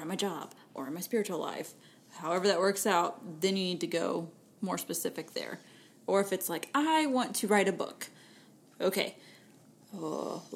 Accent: Texas, United States; accent: Texan; I just use Texan when I speak French

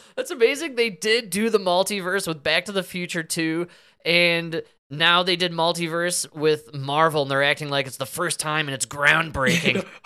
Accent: Denver, Colorado, United States; my hometown

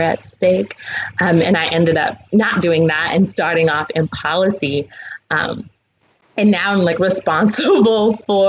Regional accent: New York City, New York, United States; I am from Brooklyn. I was raised in the Black church

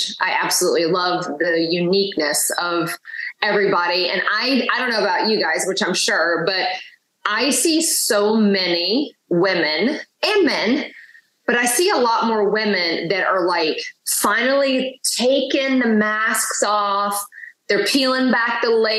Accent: the South, United States; growing up in the South has been a very interesting dynamic

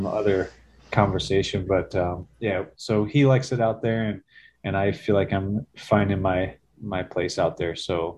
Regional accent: New Jersey, United States; moved away as an adult; also born or lived in Virginia; Okay. I grew up in New Jersey, in North Jersey. Kind of a suburb of New York City, but it didn't really feel like that. I felt like I was kind of a suburbanite, but didn't really have much contact with the city

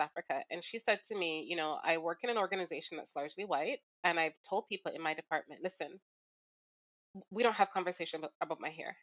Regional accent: Jamaica; now in Toronto, Canada; I grew up in Jamaica

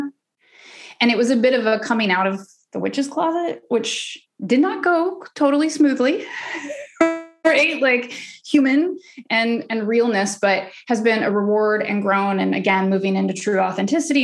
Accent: Oklahoma, United States; I'm from the South. I'm from Oklahoma, raised, you know, super religious

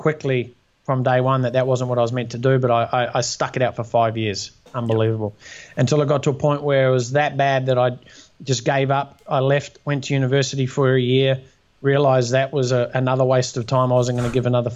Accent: New Zealand; born or raised there; also born or lived in Australia

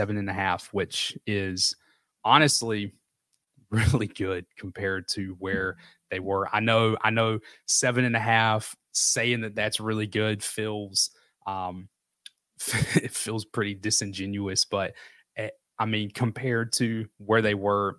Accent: Albemarle, North Carolina, United States; now in Charlotte, United States; Yeah, Charlotte, I grew up in the Charlotte region, a small town called Albemarle right outside of Charlotte.

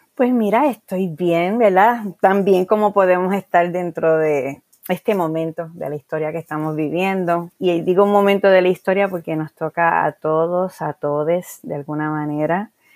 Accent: Guayama, Puerto Rico; also born or lived in San Juan; Y en el año 1994 yo abro en, en mi pueblo, en Guayama, una librería

